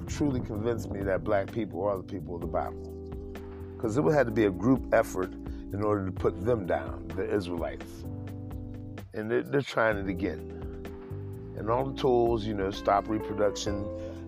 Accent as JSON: {"language": "English", "region": "Midwest", "country": "United States", "moved": "yes", "lives_now": "Washington, PA, United States", "said": "I'm originally from the Midwest."}